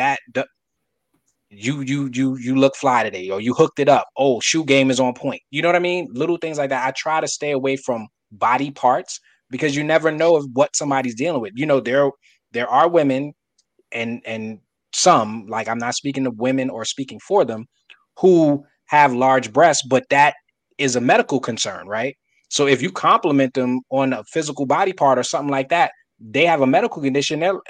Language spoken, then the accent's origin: English; New York City, New York, United States; I'm from Brooklyn. We have a certain type of face that most people be like, oh, you from Brooklyn. You know what I mean? Like, I have that. I was born with it, raised with it.